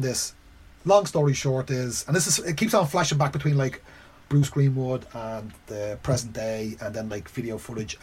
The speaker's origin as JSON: {"language": "English", "country": "Ireland", "said": "I'm Irish, I'm from Ireland."}